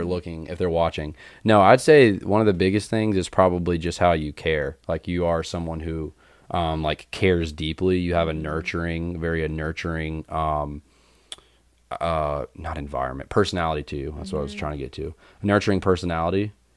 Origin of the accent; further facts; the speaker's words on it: Winston-Salem, North Carolina, United States; I grew up in Winston Salem, North Carolina